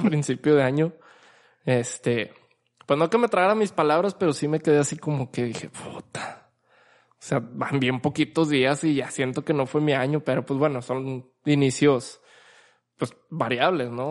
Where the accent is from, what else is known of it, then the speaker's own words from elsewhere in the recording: Mexico; como mexicanos, principalmente como mexicanos